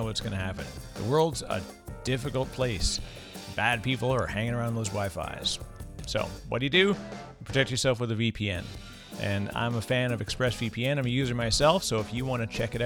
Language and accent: English; Canada; Fellow Canadian.